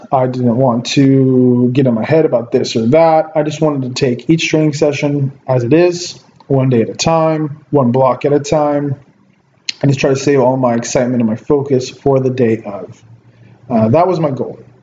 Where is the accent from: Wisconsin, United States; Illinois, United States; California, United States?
California, United States; Ventura; here in my hometown of Ventura